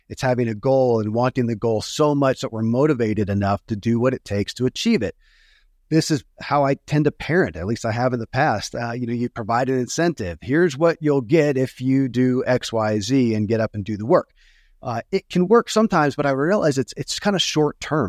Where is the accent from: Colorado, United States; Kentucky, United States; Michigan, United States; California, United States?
Kentucky, United States; born or raised there